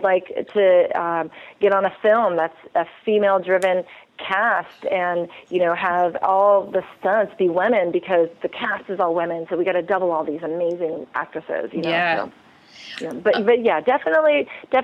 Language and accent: English; California, United States; I've born and raised in California